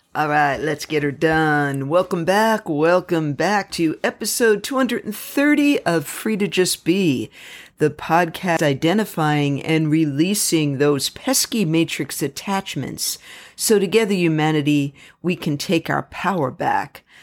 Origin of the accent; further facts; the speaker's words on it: United States; I am so extremely proud of being American.